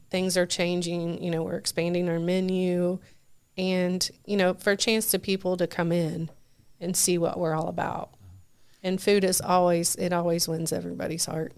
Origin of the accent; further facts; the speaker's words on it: Richmond, United States; also born or lived in Chicago; I grew up in Richmond.